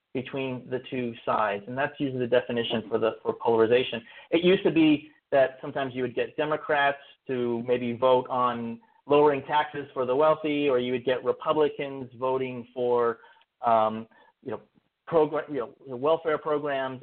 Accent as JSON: {"language": "English", "town": "Berkeley", "region": "California", "country": "United States", "tie": "born or raised there", "said": "I grew up in Berkeley, California"}